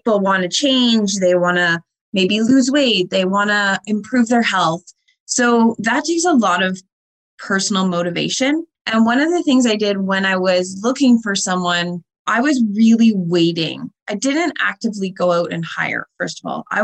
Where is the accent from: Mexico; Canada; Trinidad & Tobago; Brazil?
Canada; Windsor, Ontario; growing up in Windsor